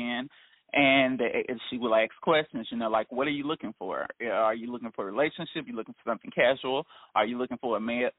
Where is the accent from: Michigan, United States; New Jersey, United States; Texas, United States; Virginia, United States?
Texas, United States; Houston; also born or lived in Lafayette, Louisiana; I am in Houston, Texas. I am originally from Lafayette, Louisiana. I've been in Houston, Texas the majority of my life.